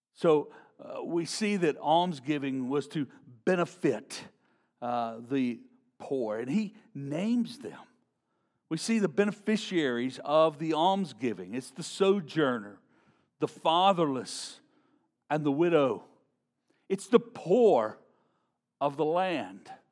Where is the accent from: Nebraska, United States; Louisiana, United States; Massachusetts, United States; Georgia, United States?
Louisiana, United States; Shreveport; growing up in Shreveport, Louisiana